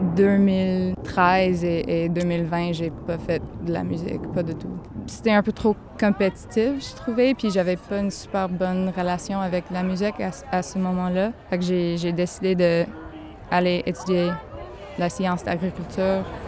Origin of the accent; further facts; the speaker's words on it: Gaspésie, Quebec, Canada; accent: Gaspé anglophone accent; moved away as an adult; now in Montreal, Canada; Maintenant, j'habite à Montréal, mais je viens de la Gaspésie